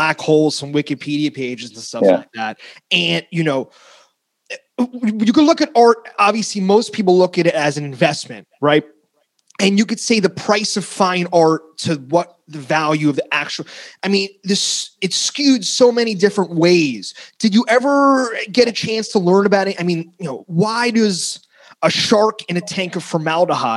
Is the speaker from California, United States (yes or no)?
no; New Jersey, United States; also born or lived in Queens, New York; I grew up in New Jersey. So I was born in Queens